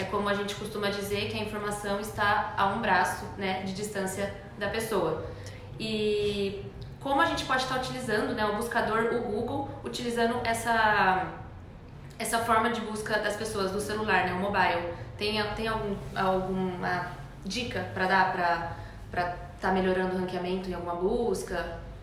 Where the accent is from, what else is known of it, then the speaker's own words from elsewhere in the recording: Brazil; accent: interior (caipira); Interior. E é interior.